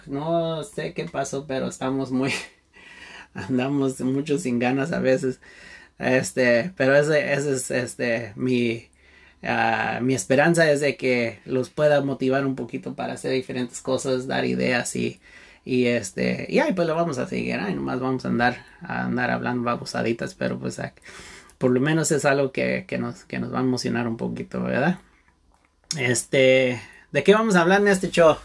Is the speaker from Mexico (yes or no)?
no; Santa Barbara, California, United States; yo nací y vivo en Santa Bárbara, California